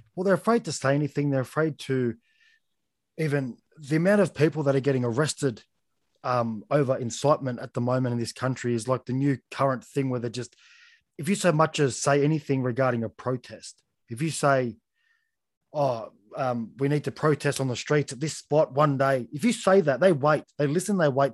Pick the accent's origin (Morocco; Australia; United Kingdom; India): Australia; as an Australian